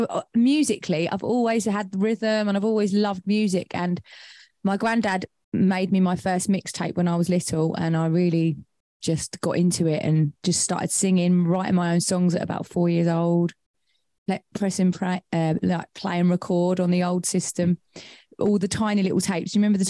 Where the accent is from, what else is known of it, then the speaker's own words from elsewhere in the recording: Colchester, East of England, United Kingdom; now in Suffolk, United Kingdom; I was born in Colchester.